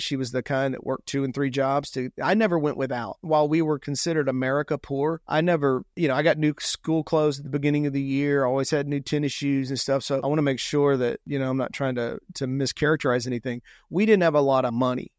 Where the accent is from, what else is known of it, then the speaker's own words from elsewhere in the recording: Houston, Texas, United States; I grew up south of Houston, Texas, in a little blue collar neighborhood called Sagemont